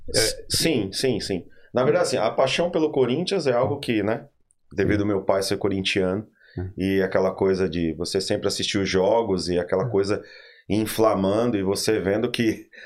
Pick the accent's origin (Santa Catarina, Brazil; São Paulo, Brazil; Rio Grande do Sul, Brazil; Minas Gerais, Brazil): São Paulo, Brazil; Diadema; moved away; eu sou de Diadema, né?